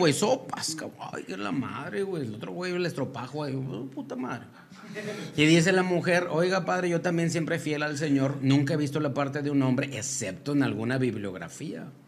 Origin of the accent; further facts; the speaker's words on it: Mexico; somos nosotros los mexicanos